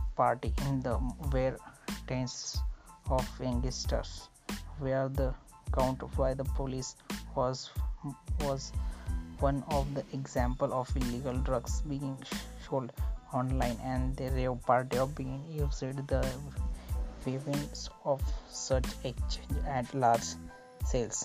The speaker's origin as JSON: {"language": "English", "region": "Maharashtra", "country": "India", "said": "I am from Maharashtra"}